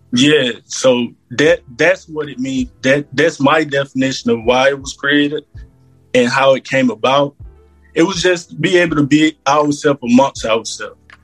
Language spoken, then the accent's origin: English; Georgia, United States; growing up in Georgia, we was always spiritual